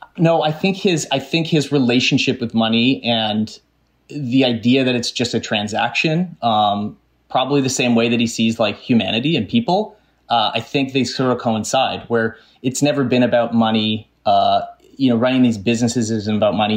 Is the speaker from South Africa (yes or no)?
no; Canada; growing up in Canada and living in Canada